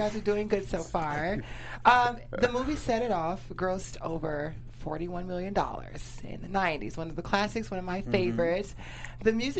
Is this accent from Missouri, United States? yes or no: no; Decatur, Georgia, United States; now in North Hollywood, United States; I'm from Decatur.